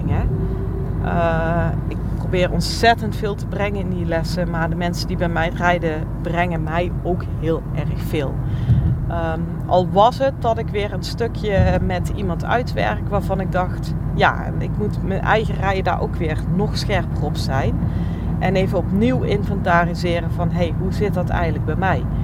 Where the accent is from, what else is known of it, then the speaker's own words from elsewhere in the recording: North Holland, Netherlands; Nou, ik eh, zei het al, ik kom uit West-Friesland.